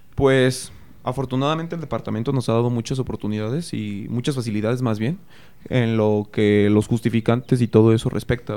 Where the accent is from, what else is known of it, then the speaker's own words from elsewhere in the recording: Cortazar, Guanajuato, Mexico; yo sí soy de aquí. Eh, llevo aquí toda, toda mi vida, Cortázar Celaya